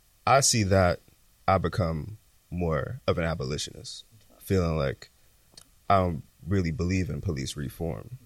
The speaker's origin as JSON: {"language": "English", "town": "New York City", "region": "New York", "country": "United States", "tie": "born or raised there", "said": "I'm a native New Yorker. I grew up in South Jamaica, Queens"}